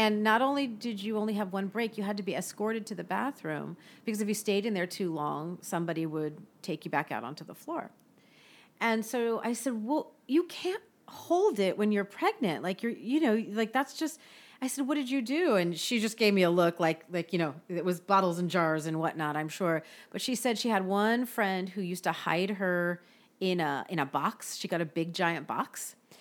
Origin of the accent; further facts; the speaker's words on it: Bay Area, California, United States; my hometown